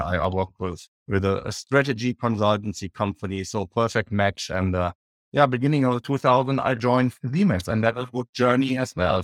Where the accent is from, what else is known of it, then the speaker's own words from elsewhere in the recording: Düsseldorf, North Rhine-Westphalia, Germany; in Düsseldorf, uh, my hometown where I grew up.